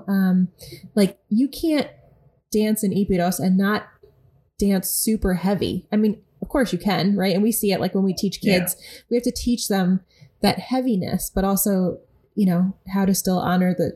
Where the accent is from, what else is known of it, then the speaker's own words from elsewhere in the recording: upstate New York, United States; where we're from in upstate New York